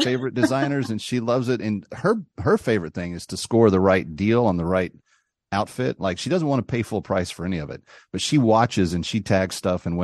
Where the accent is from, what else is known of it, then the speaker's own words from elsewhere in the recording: Texas, United States; I'm from Texas.